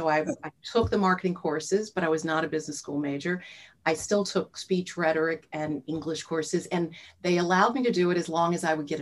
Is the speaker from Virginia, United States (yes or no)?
yes; Virginia, United States; growing up in Virginia